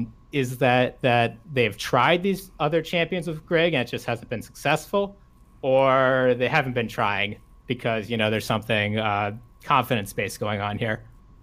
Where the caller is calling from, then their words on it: Rockville, Maryland, United States; I'm calling from Rockville, Maryland.